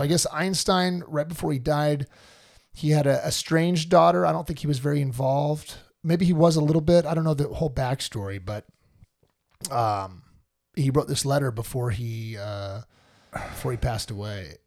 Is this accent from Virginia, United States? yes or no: no; California, United States; I'm a Californian